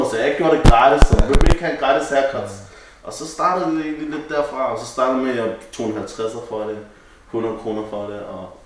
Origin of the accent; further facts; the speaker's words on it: Copenhagen, Capital Region of Denmark, Denmark; vi er faktisk på Ømslagade på Vesterbro. Øhm, ikke langt fra der, hvor jeg er opvokset, eller jeg er gået i folkeskole lidt længere ned ad gaden